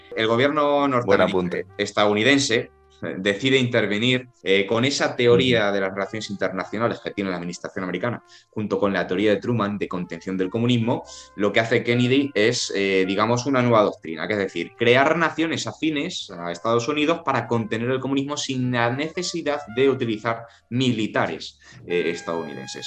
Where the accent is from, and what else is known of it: Spain